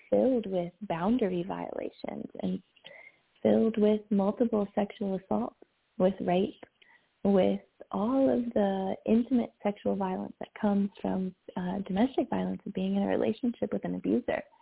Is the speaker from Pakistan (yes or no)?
no; the South, United States; And I grew up in the South and I'll talk more about that later probably.